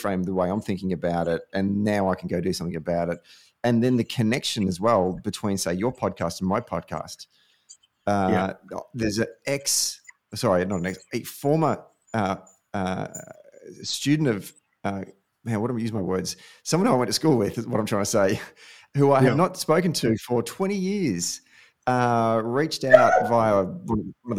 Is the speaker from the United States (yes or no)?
no; Warragul, Victoria, Australia; I grew up in Warrigal, which is an incredibly conservative town